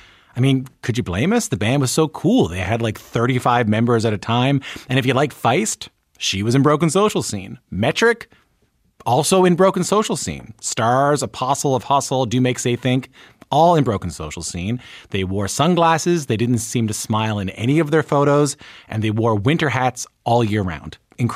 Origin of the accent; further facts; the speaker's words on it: Newfoundland and Labrador, Canada; when I was growing up in Newfoundland and Labrador